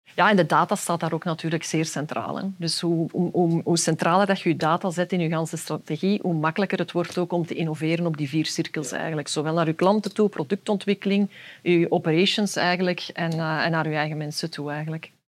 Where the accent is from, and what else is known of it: Belgium